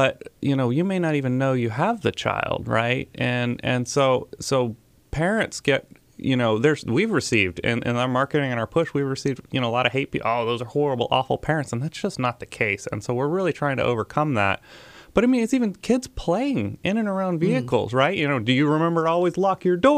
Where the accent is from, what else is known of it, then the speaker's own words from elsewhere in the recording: Huntsville, Alabama, United States; also born or lived in Mississippi; I am originally here from Huntsville